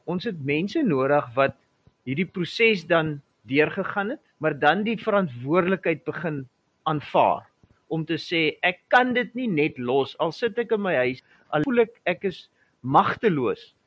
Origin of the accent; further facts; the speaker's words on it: South Africa; ons is almal Suid-Afrikaners